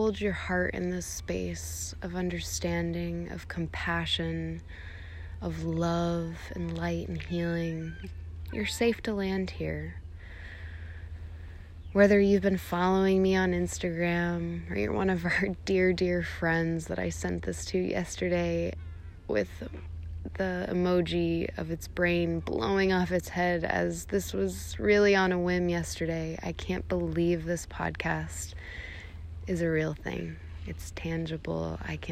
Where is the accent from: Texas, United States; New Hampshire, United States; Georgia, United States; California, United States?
New Hampshire, United States; New Boston; moved away as an adult; also born or lived in New York City; Eddie and I growing up on the Northeast